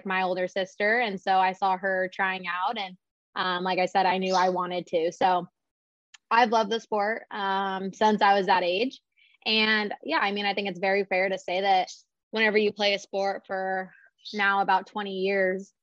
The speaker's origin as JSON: {"language": "English", "town": "San Diego", "region": "California", "country": "United States", "said": "I'm from San Diego, so I did stay pretty close for college."}